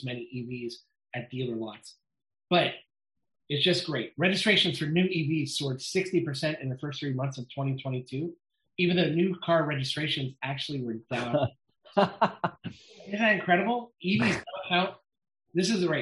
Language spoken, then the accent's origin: English; Youngstown, Ohio, United States; my hometown of Youngstown, Ohio